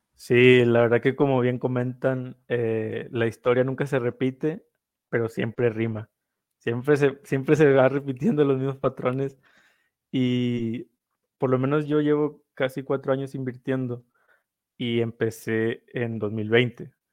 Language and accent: Spanish; northern Mexico, Mexico; Yo soy del norte de México, entonces también el sombrero norteño es algo que usamos mucho